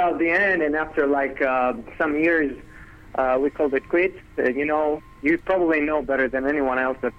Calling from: Cagliari, Sardinia, Italy; I'm calling you from Cagliari, Sardinia, and Sardinia is an island that belongs to Italy.

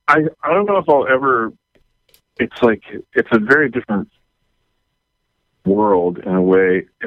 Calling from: Oakland, California, United States; I'm calling from Oakland, California.

